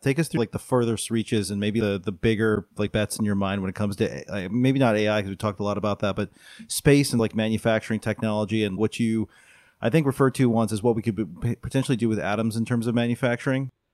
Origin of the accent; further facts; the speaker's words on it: Buffalo, New York, United States; My hometown, Buffalo, New York